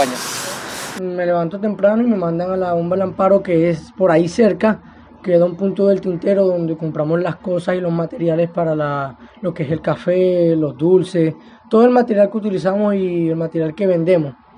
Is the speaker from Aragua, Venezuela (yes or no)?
no; Maracaibo, Zulia, Venezuela; now in Cartagena, Colombia; 17 años y nací en Maracaibo, Estado Zulia, Venezuela.